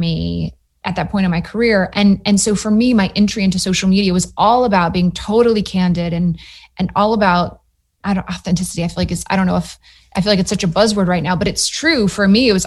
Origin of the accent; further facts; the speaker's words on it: Matthews, North Carolina, United States; moved away as an adult; also born or lived in New York / Austin, Texas; I grew up in Matthews, North Carolina, outside of Charlotte